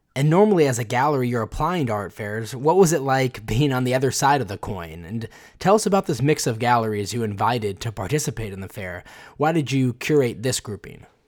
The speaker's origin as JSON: {"language": "English", "town": "Dallas", "region": "Texas", "country": "United States", "tie": "born or raised there", "said": "Growing up in Dallas, Texas, I have a strong connection to the city"}